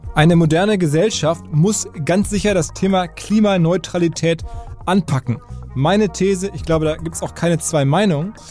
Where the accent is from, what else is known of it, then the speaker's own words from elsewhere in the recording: Essen, North Rhine-Westphalia, Germany; ich als Essener